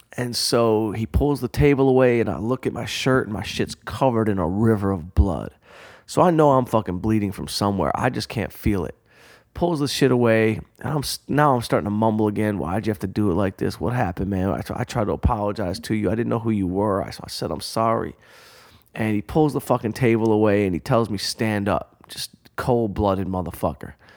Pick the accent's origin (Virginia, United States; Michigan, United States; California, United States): Michigan, United States; Detroit; growing up outside Detroit